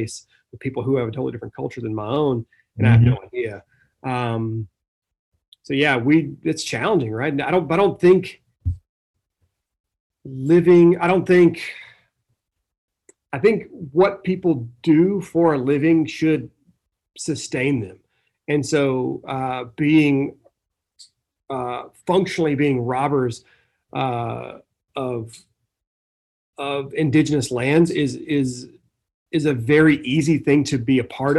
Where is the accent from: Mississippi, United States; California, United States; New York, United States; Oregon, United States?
Mississippi, United States; I'm from like the great state of Mississippi